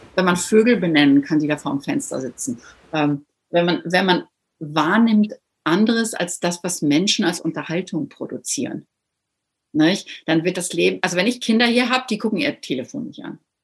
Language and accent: German; Northern Germany, Germany; moved away; ich bin ja auch hier als Norddeutsche